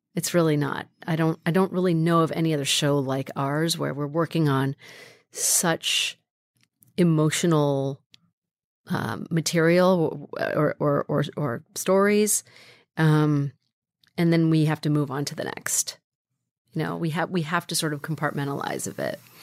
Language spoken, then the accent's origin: English; Carmichael, California, United States; also born or lived in Sacramento, California; I grew up in a, in a little town called Carmichael, California